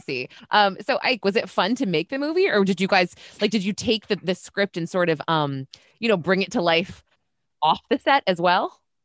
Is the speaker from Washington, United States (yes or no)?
no; New York, United States; I am a New Yorker